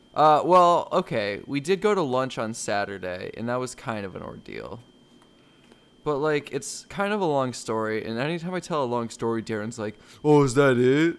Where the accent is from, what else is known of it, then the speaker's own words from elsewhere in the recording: United States; I'm an American